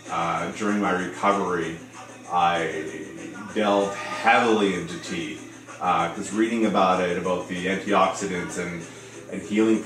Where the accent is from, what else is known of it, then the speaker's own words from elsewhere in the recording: Germany; also born or lived in Goose Bay, Canada / Canada; I was born in Goose Bay, Labrador, in Newfoundland. I come from a military family, so I grew up all around Canada and around Europe as well. So I spent most of my youth in Germany, rural Germany, Baden-Baden, Lahr, Frankfurt.